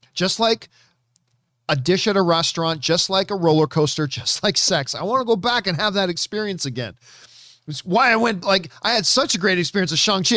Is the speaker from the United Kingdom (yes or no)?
no; Canada; as a Canadian white dude who hasn't been exposed to a whole ton of Bollywood in my life